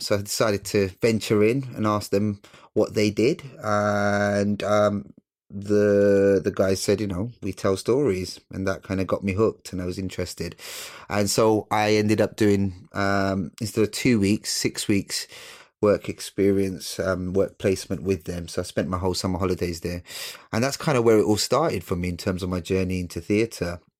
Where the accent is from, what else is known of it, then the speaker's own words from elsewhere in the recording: London, United Kingdom; also born or lived in Sylhet, Bangladesh; I was brought up in East London, um, uh, Newham